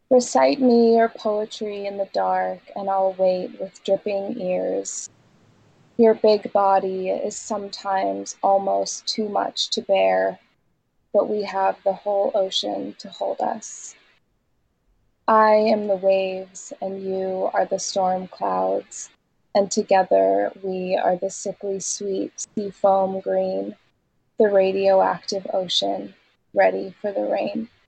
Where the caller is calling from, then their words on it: Vermont, United States; I'm in southern Vermont right now.